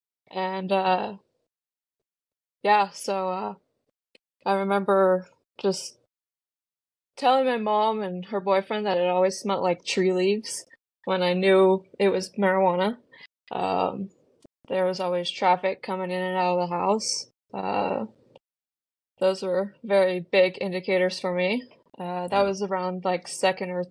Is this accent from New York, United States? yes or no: no; Washington, United States; I'm from Washington State, and my whole life I've kind of grown up around addicts